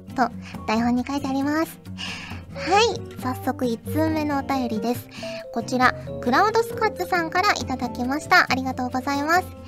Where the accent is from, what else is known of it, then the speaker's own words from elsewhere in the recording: Kyushu, Japan; 九州出身なんですけど